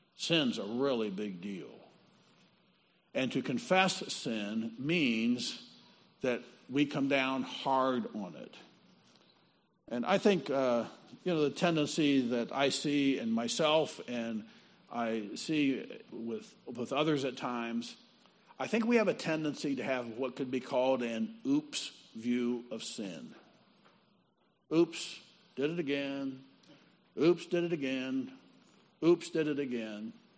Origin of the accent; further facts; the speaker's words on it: Midwest, United States; I'm from out of town. I'm from the Midwest